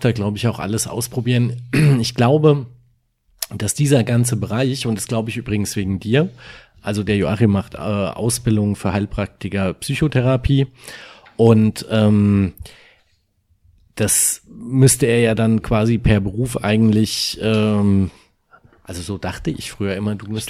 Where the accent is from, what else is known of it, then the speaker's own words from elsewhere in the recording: Germany; bei uns in Deutschland